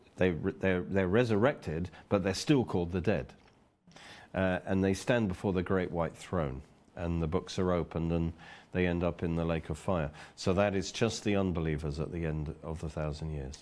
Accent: Oxford, South East England, United Kingdom; I'm from Oxford

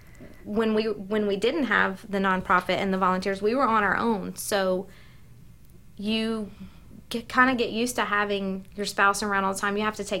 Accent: the South, United States; accent: southern; now in Northern Virginia, United States; she heard my southern accent

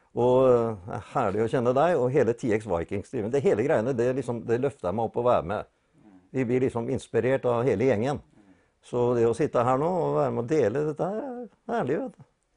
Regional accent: Fredrikstad, Østfold, Norway; now in Sarpsborg, Norway; Er egentlig født og oppvokst i Fredrikstad

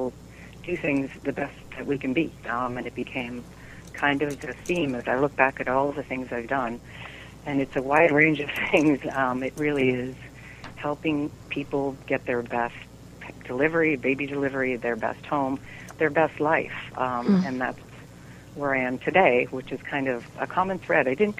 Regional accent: Western Massachusetts, United States; I came from Western Massachusetts from a family of five kids, and my dad had a men's clothing store, so we kind of worked at the store

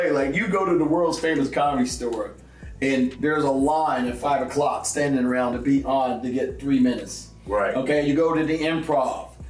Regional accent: South Carolina, United States; born there; because the fact that I was born in South Carolina, I was adopted.

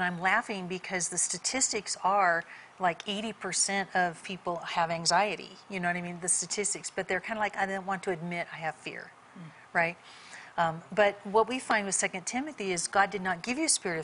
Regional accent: California, United States; I grew up in California, not in church

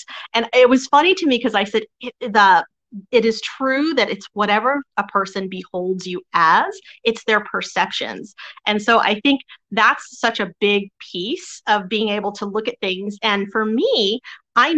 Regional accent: Texas, United States; I grew up mostly in Texas

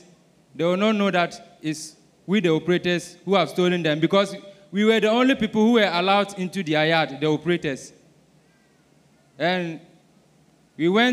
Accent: Ghana; I'm from Ghana

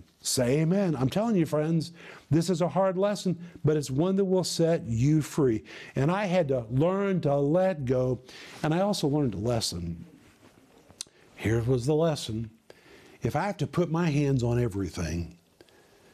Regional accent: United States; moved away as an adult; also born or lived in former Soviet Union; people saw me as an American

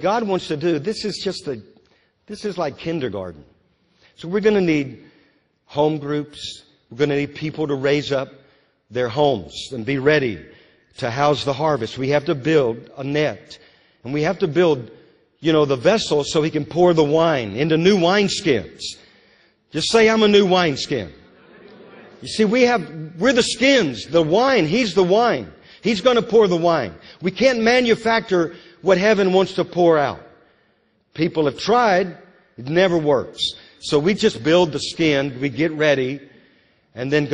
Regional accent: Louisiana, United States; now in Moravian Falls, United States; growing up in Louisiana.

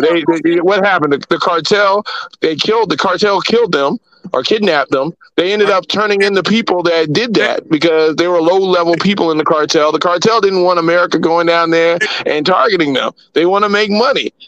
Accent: United States; as an American

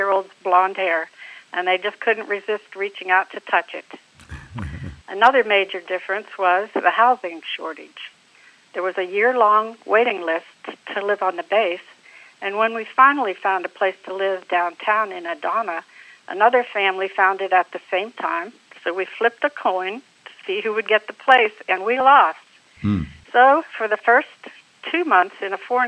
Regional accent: Johnstown, Pennsylvania, United States; moved away as an adult; also born or lived in Lincoln, Nebraska / California / Turkey; now in Florida, United States; I was born in Johnstown, Pennsylvania. I live in Florida now. I married my high school sweetheart

